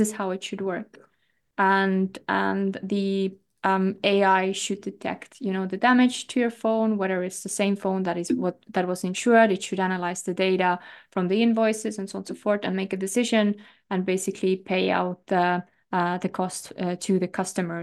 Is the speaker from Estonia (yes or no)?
yes; Estonia; I come from Estonia